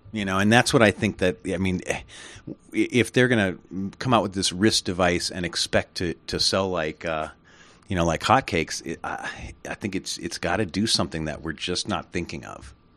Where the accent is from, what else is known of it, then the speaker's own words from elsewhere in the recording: United States; I'm an American